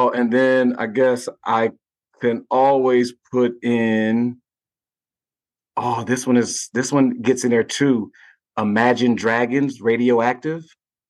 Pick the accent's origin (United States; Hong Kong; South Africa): United States; Gary, Indiana; it made me go back to when I was growing up in Gary, Indiana for those years.